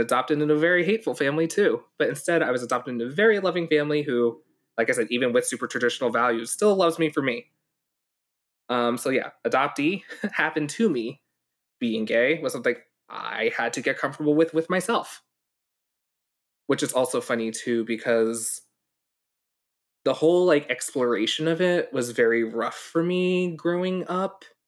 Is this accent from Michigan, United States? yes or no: no; New York, United States; also born or lived in Hong Kong; I grew up in New York, too